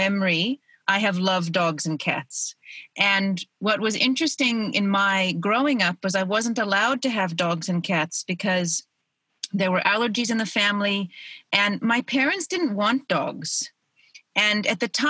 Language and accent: English; Oregon, United States; moved away as an adult; now in South Africa; I was born in Oregon, and then when I was 25, I moved to South Africa